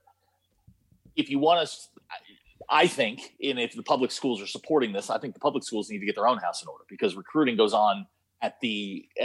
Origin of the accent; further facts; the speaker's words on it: Virginia, United States; now in Arkansas, United States; My home state of Virginia